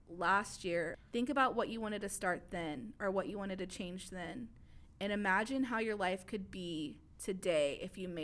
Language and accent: English; Mesquite, Texas, United States; also born or lived in Pleasant Grove, Dallas; Grew up in the suburbs of Mesquite the rest of my life